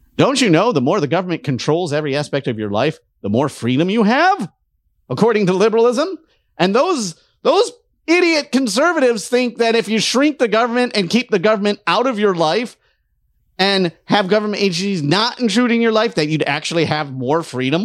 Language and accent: English; Detroit, Michigan, United States; I'm from Detroit